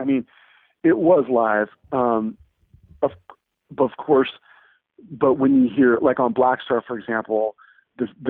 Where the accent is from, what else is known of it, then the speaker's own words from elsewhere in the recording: Santa Cruz, California, United States; moved away as an adult; also born or lived in Boston; I grew up in Santa Cruz, California, which is a small town